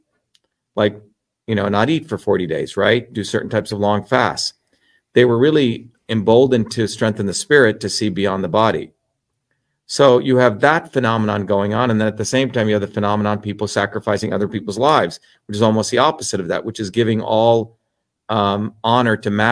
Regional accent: India; moved away; also born or lived in New Jersey; I grew up in India

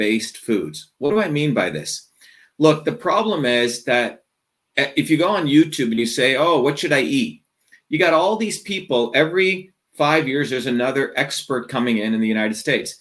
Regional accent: India; moved away; growing up in India

